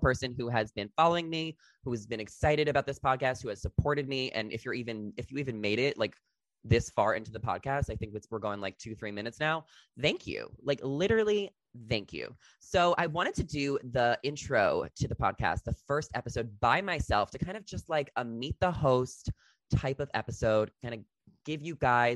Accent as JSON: {"language": "English", "area": "Long Island", "region": "New York", "country": "United States", "tie": "born or raised there", "also_born_or_lived": "New Jersey", "moved": "as an adult", "lives_now": "Los Angeles, United States", "said": "I grew up in Long Island, New York. That's where I'm from"}